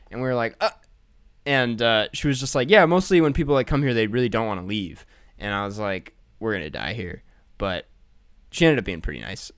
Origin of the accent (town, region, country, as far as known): Midwest, United States